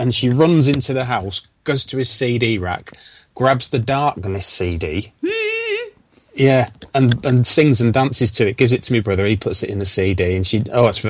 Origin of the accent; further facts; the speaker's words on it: Wellingborough, East Midlands, United Kingdom; moved away; my hometown of Wellingborough.